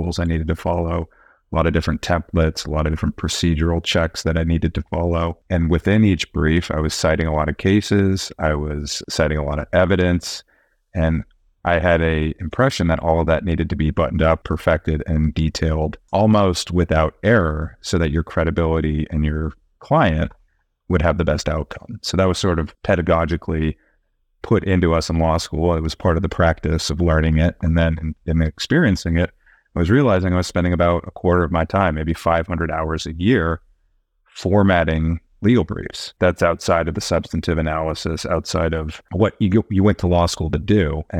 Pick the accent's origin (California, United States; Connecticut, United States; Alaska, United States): California, United States; My mom was a trial lawyer in Santa Clara for 40 years. My dad was a technologist, and so I grew up in the Bay Area, in the heart of it